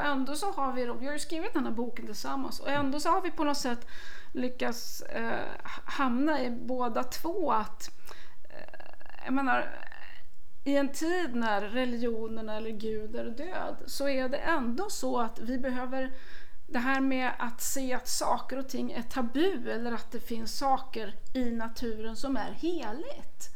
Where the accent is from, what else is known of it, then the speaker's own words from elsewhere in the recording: Värmland, Sweden; jag kommer ju från Värmland